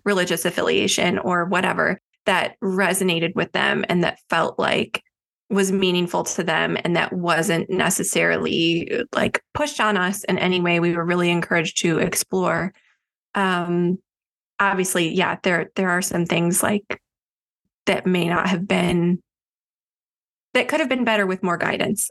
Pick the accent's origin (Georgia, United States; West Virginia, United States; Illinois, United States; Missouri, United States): Illinois, United States; Chicago suburbs; I grew up in the Chicago suburbs